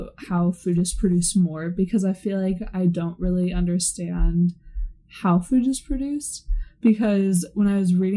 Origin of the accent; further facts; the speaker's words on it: Seattle, Washington, United States; I'm from Seattle.